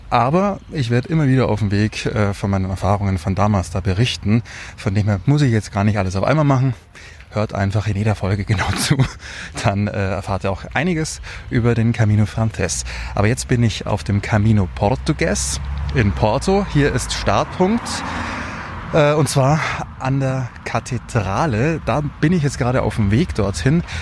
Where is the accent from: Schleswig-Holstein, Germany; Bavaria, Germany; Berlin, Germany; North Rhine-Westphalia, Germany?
Bavaria, Germany; Munich; bin aus München, arbeite dort beim Radio